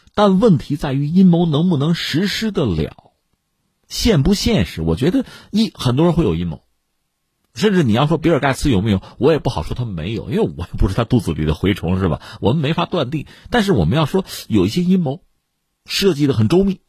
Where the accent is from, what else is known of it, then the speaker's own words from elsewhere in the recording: China; 我们中国人角度